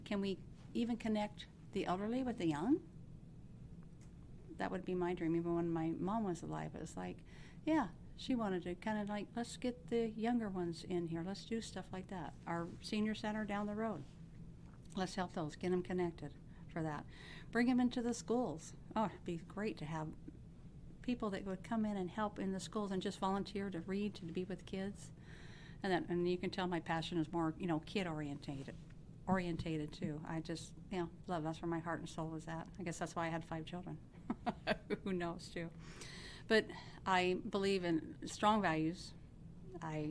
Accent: Benton City, Washington, United States; Have lived in Benton City for over 55 years. This is my hometown

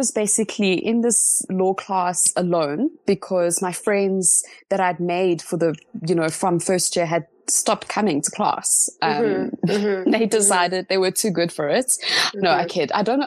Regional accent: Johannesburg, Gauteng, South Africa; also born or lived in Cape Town; I came back to Joburg, my hometown

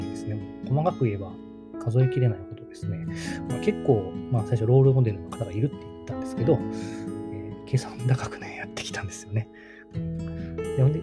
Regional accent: Kagawa, Japan; moved away as an adult; 僕の地元実は、あの、香川県でちっちゃい

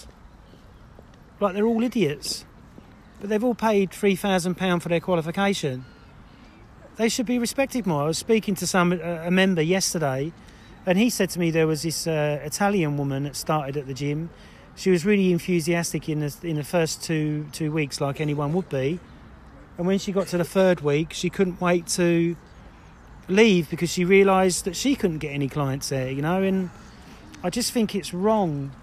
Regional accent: Essex, East of England, United Kingdom; I'm from Essex

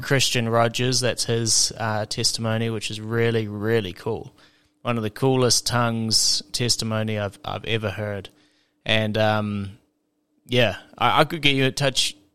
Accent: South Island, New Zealand; I'm from the the southern the South Island in New Zealand

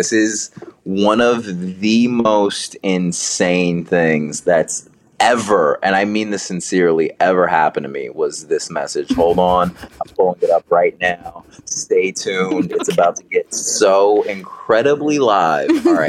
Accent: Marietta, Georgia, United States; And then I forget I'm from Marietta, Georgia. And I'm like, oh yeah, everyone thinks like that.

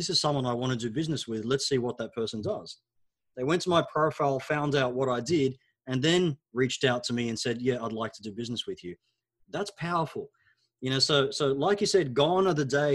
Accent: Australia; first language Arabic; English is a second language; also born or lived in Egypt; When we immigrated from Egypt to Australia

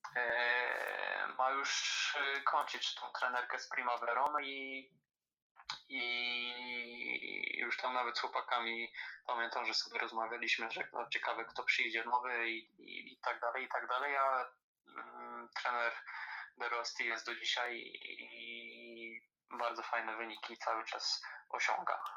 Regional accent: Poland; u nas w Krakowie

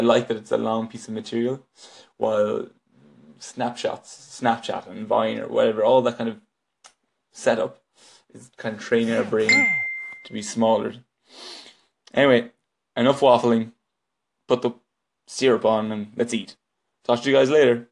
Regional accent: west of Ireland, Ireland; now in Dublin, Ireland; I'm just an Irish man living in Dublin, but from the west of Ireland originally

